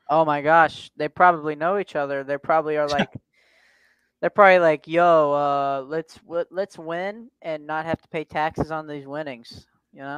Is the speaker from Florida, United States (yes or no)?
no; Tennessee, United States; I'm from down south. I'm from Tennessee